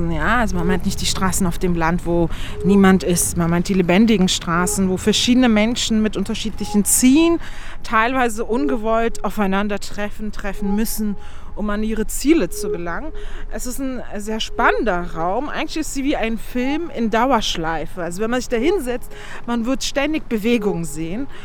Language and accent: German; Berlin, Germany; bin in Berlin-Wedding äh, geboren, aufgewachsen und lebe hier